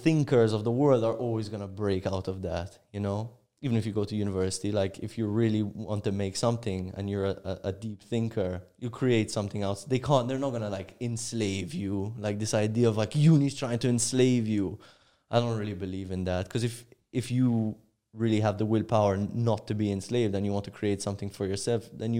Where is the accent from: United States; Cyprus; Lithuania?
Cyprus; I'm from Cyprus.